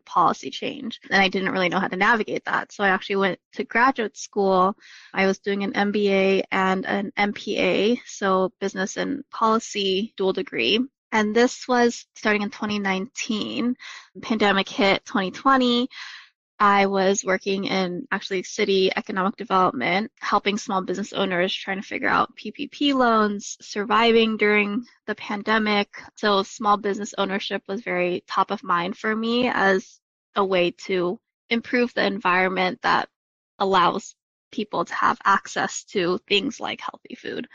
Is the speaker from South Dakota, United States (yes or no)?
no; Los Angeles, California, United States; also born or lived in Oakland / New York City; I grew up in Los Angeles. I'm actually sitting in my childhood bedroom right now at my parents' house, second generation Taiwanese American